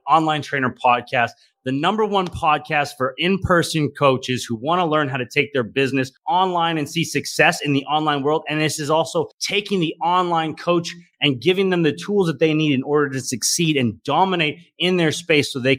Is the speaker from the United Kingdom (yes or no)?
no; Calgary, Alberta, Canada; my hometown of Calgary, Alberta